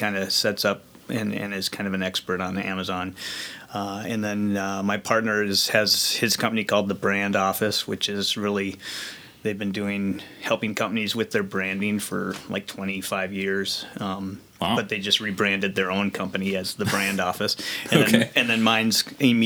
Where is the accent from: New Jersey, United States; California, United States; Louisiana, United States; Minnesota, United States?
Minnesota, United States; Brooklyn Park; also born or lived in St. Paul / Vadnais Heights / Lino Lakes; now in Hugo, United States; I grew up in Brooklyn Park